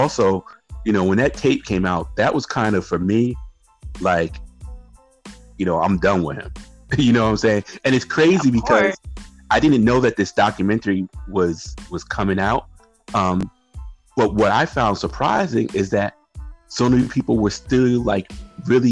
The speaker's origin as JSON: {"language": "English", "region": "Connecticut", "country": "United States", "tie": "born or raised there", "also_born_or_lived": "Chicago", "said": "I grew up in Connecticut"}